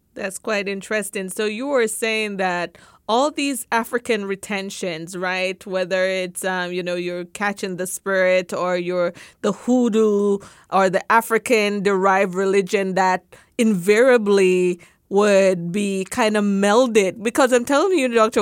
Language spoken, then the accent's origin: English; Jamaica; moved away; growing up in Jamaica